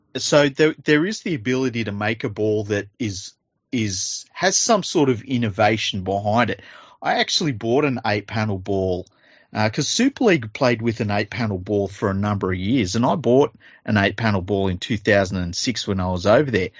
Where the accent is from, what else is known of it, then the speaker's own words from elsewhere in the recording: Australia; I'm Australian